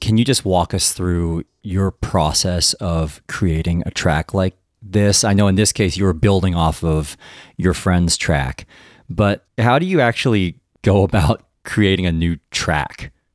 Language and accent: English; United States; I'm Taiwanese, but I was born in the United States